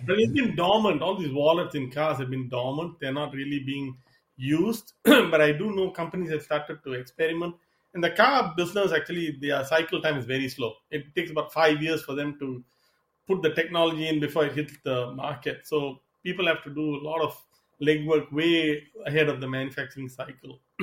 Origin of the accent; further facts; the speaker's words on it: Singapore; moved away as an adult; also born or lived in Seattle / East Coast, United States; now in Southern California, United States; I'm originally from Singapore. I came to the US to study